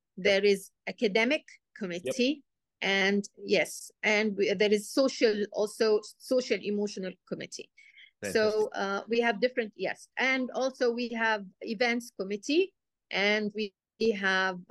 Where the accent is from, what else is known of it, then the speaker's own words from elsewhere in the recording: Kuwait; moved away as an adult; also born or lived in Egypt; now in United Arab Emirates; I was born and raised in Kuwait